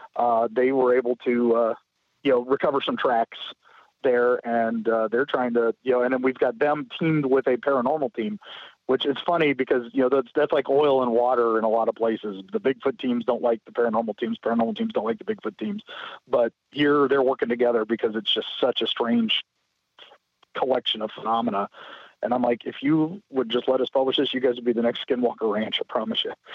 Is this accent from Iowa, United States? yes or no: no; St. Petersburg, Florida, United States; St. Petersburg, my hometown